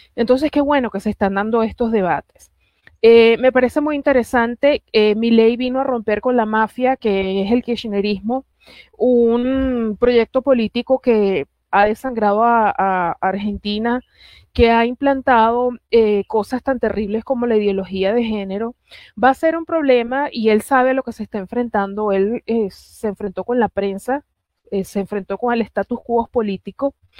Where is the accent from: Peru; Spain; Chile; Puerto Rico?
Puerto Rico; now in Caracas, Venezuela; nací en Caracas, criada en Puerto Rico, orgullosamente